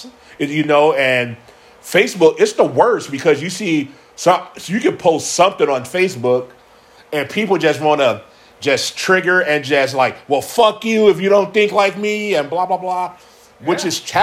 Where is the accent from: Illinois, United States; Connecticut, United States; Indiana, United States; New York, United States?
Indiana, United States; Gary; now in Minnesota, United States; I grew up in Gary, Indiana